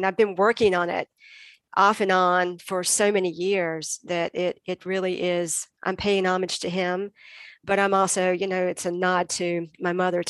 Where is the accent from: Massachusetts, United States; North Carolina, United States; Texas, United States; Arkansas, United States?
North Carolina, United States; Greenville; my hometown of Greenville, North Carolina.